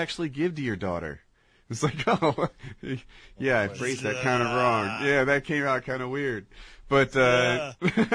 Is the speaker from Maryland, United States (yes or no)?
no; New Jersey, United States; I was raised in Jersey outside Pennsylvania, outside Philadelphia